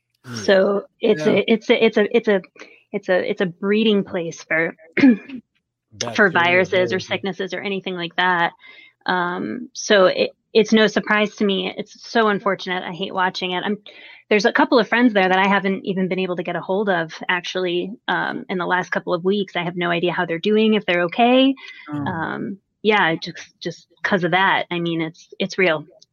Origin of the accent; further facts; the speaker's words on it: New Jersey, United States; accent: Jersey; My Jersey accent's like long gone and I stopped talking so damn loud, but thank you, Germany.